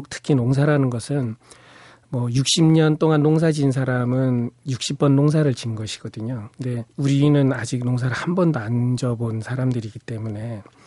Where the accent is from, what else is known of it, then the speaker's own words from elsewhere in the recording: Pyeongchang, Gangwon, South Korea; also born or lived in Seocho-dong, Seoul; now in Yeoju, South Korea; 고향이 또 강원도 평창 산골이 고향입니다